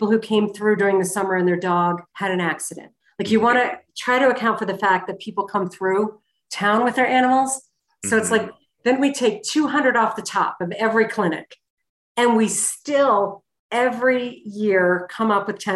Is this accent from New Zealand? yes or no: no; Boston, Massachusetts, United States; That I came from Boston. I never went to charity events back